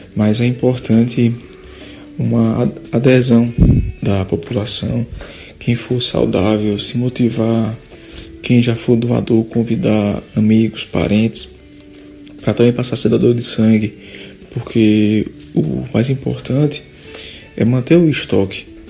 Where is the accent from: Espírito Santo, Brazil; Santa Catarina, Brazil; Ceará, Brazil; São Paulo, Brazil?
Ceará, Brazil; Juazeiro do Norte; moved away as an adult; also born or lived in Recife; E eu sou natural de Juazeiro do Norte mesmo. É, morei um tempo em Recife, mas estou de volta há mais ou menos três anos